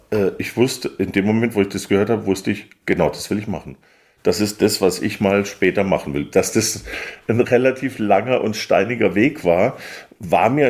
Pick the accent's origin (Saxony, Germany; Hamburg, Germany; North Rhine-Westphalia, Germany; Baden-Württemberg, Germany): Baden-Württemberg, Germany; Weingarten; Und äh, also ich komme aus Weingarten-Baden, einem Weindorf, was direkt neben Karlsruhe liegt.